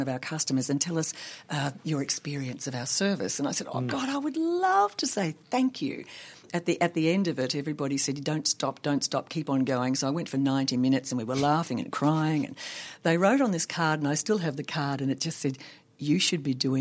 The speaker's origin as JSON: {"language": "English", "region": "Tasmania", "country": "Australia", "tie": "born or raised there", "also_born_or_lived": "Sydney, Australia", "moved": "as an adult", "said": "Tassie, which is, you know, that's my home state"}